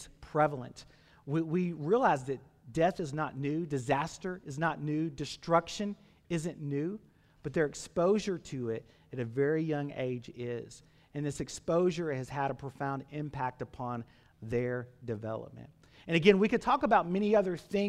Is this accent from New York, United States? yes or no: no; Campbellsville, Kentucky, United States; I grew up in Taylor County. Camelsville is my hometown, and grew up on a farm out in that area